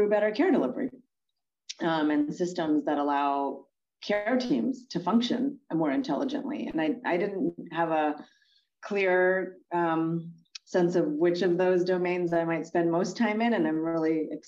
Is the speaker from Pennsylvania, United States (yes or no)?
yes; State College, Pennsylvania, United States; I grew up in State College, Pennsylvania, in a college town